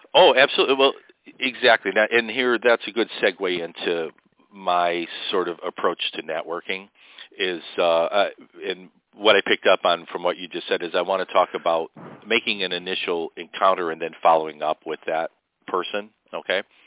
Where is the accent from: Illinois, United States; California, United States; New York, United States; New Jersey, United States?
Illinois, United States; Chicago; I grew up on the South Side, and I lived in the Pullman area for a while, which is a historic area of Chicago